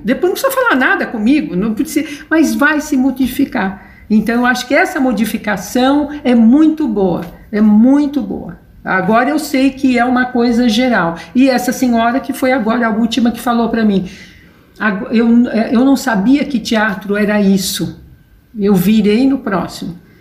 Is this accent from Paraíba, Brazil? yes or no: no; São Paulo, Brazil; eu, morava, eu nasci no Ipiranga